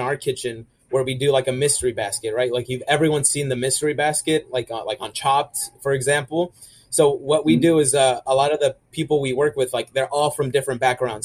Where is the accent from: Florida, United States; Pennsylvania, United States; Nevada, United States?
Florida, United States; Orlando; I grew up in Orlando